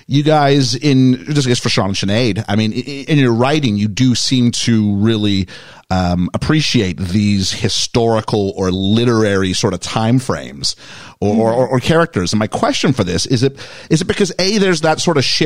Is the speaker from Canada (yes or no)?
yes; Canada; I'm from Canada.